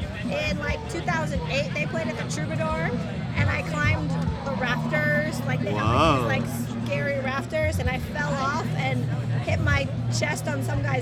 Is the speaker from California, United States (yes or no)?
yes; California, United States; now in Philadelphia, United States; I'm from California